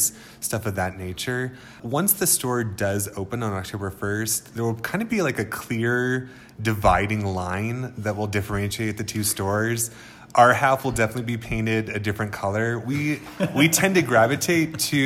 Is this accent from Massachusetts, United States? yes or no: no; San Francisco Bay Area, California, United States; moved away as an adult; also born or lived in Sonoma County, California / Big Sur, California; now in Taos, United States; I was born in San Francisco Bay Area and kind of raised in the Bay Area and then also up in Sonoma County